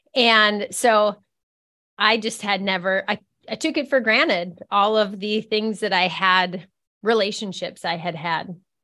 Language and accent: English; Minneapolis, Minnesota, United States; moved away as an adult; now in Fargo, United States; I'm from Minneapolis, Minnesota